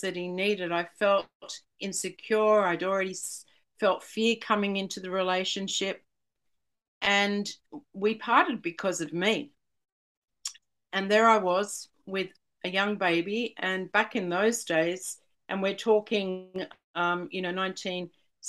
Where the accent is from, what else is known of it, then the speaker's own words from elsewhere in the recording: Sydney, New South Wales, Australia; I'm from Sydney